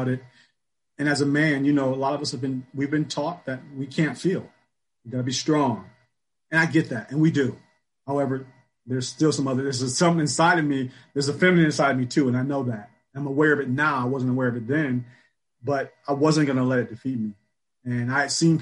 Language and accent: English; Michigan, United States; Born and raised in Michigan